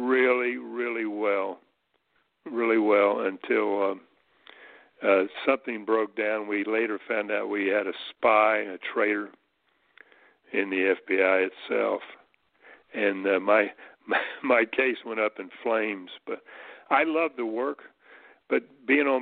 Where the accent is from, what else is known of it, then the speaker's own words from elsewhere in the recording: McDowell County, West Virginia, United States; moved away; when I was growing up in McDowell County